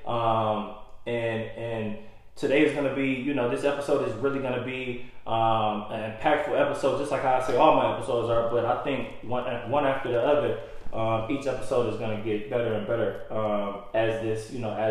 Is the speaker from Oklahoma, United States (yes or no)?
no; Detroit, Michigan, United States; moved away; I come from Detroit, Michigan.